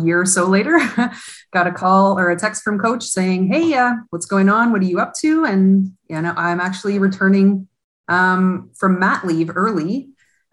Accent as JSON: {"language": "English", "town": "Hamilton", "region": "Ontario", "country": "Canada", "also_born_or_lived": "Toronto", "said": "I'm actually from Hamilton, and I was with the Ty Cats previously"}